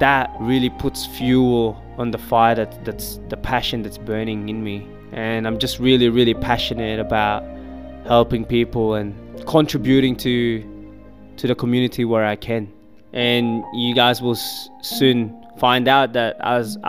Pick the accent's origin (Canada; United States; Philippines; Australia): Philippines; I was born in the Philippines